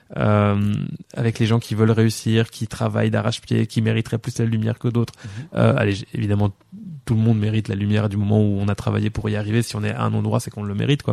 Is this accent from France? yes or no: no; La Louvière, Wallonia, Belgium; also born or lived in Péronnes-lez-Binche; je suis né à La Louvière euh, le 19 juin 1985. Euh, j'ai habité à perronne les binches